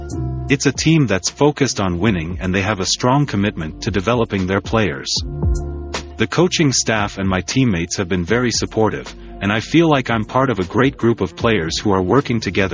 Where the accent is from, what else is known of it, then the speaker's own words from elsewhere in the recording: Louisiana, United States; I grew up in Louisiana and was exposed to hunting and fishing at a young age.